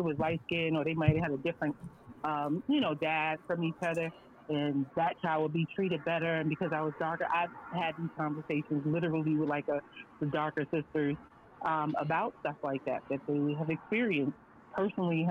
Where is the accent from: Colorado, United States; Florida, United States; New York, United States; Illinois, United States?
New York, United States; New York City; moved away; also born or lived in Virginia; I grew up in New York. Yeah, I grew up in Brooklyn.